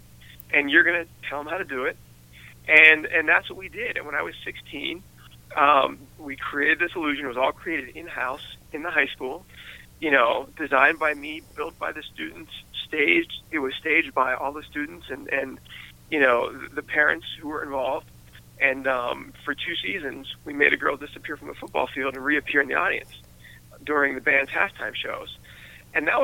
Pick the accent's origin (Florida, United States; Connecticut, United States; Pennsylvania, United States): Pennsylvania, United States; West Mifflin; I am completely a product of growing up in West Mifflin and coming from Pittsburgh